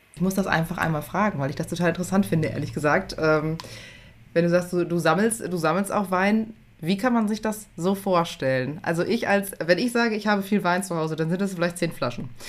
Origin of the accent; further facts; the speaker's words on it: Germany; wir als Deutsche